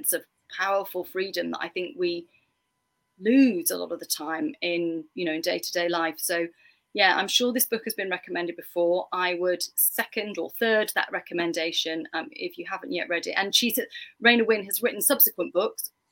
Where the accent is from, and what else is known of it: England, United Kingdom